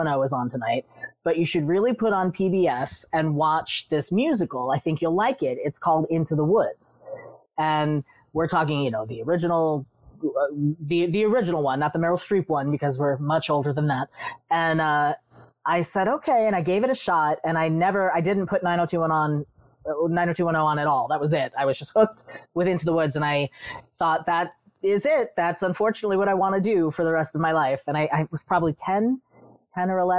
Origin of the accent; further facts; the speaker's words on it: New York City, New York, United States; I grew up on Staten Island